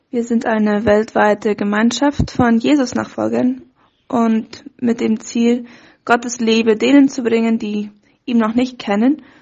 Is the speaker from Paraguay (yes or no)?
yes; Fernheim, Boquerón, Paraguay; now in Asunción, Paraguay; Ich komme ursprünglich aus Fernheim, aber wohne schon seit meinem Studium in Asunción und bin Teil von OM-Team hier in Paraguay.